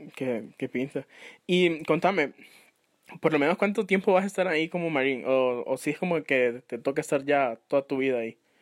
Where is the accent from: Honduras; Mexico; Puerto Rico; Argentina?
Honduras; uno como hondureño